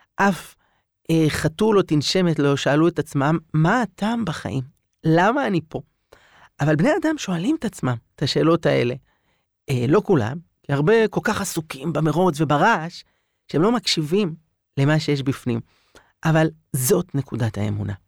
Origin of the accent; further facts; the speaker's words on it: Jerusalem, Jerusalem District, Israel; גדלתי בירושלים